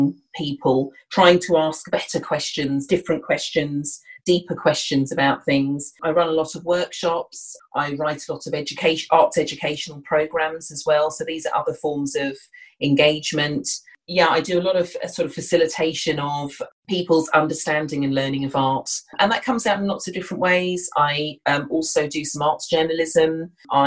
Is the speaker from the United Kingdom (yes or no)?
yes; Kent, South East England, United Kingdom; now in London, United Kingdom; I'm originally from Southeast England, from Kent